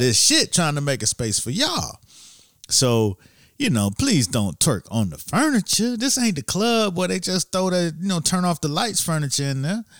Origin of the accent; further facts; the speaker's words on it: Miami, Florida, United States; I'm from Miami